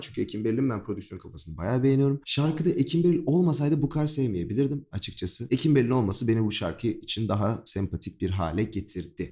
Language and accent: Turkish; Ankara, Turkey; Ben de Ankaralıyım. Memleketim